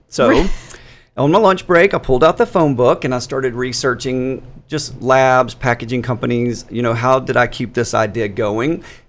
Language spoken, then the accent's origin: English; Shreveport, Louisiana, United States; Shreveport. Louisiana.